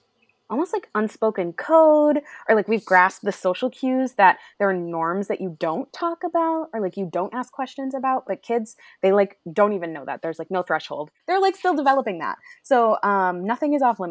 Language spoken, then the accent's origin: English; Western Maine, United States; moved away; I grew up in Western Maine, super white